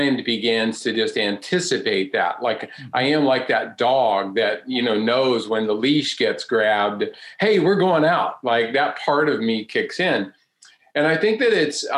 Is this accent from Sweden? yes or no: no; North Carolina, United States; I grew up right here in North Carolina.